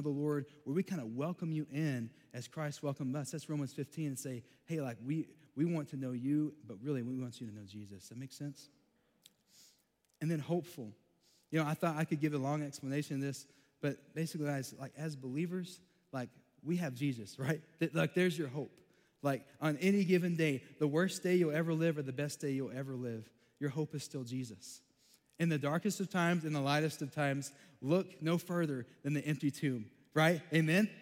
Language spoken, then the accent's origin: English; Texas, United States; I grew up in Texas, got an accent.